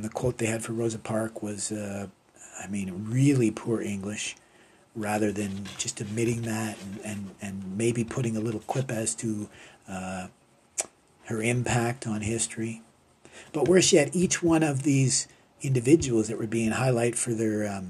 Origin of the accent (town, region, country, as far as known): Canada